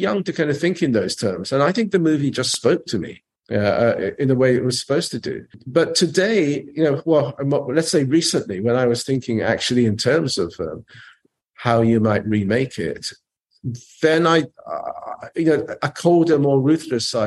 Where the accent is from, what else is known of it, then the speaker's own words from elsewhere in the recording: England, United Kingdom; also born or lived in Japan; I was a Japanese kid growing up in England